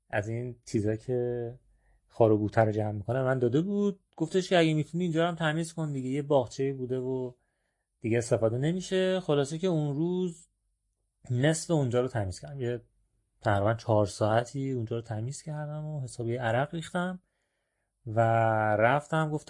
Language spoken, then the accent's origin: Persian; Iran; گفتم که نه والا من که اصلا چادر نیاوردم از ایران اومدم